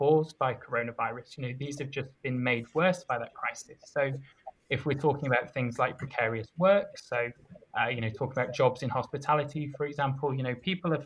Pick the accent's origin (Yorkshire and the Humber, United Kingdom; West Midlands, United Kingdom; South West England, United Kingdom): Yorkshire and the Humber, United Kingdom; moved away as an adult; now in Edinburgh, United Kingdom; I was brought up in North Yorkshire, and I came to Edinburgh for university in 2015.